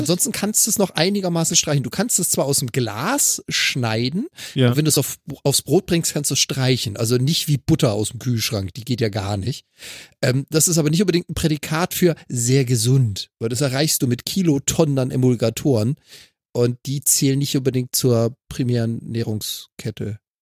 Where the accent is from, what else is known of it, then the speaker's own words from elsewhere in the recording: Freiburg, Baden-Württemberg, Germany; now in Hamburg, Germany; Also kommt genau da gebürtig her, wo ich herkomme